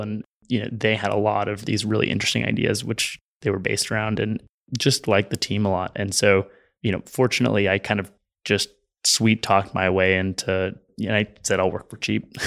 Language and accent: English; San Francisco, California, United States; also born or lived in Los Angeles; I'm from San Francisco